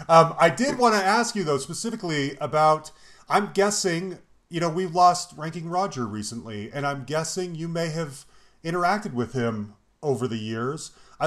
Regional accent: Salt Lake City, Utah, United States; I'm a white kid, Mormon kid growing up in Salt Lake City, Utah.

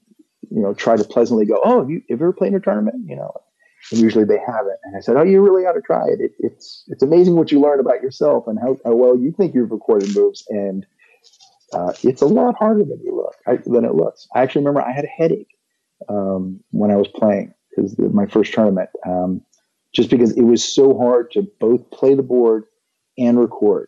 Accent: West Virginia, United States; my growing up in West Virginia

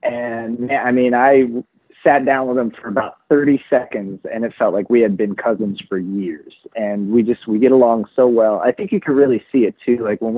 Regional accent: Philippines; And that's always been my goal, is not so much for people to know I'm Filipino, but for me to help people understand that there are a lot of us

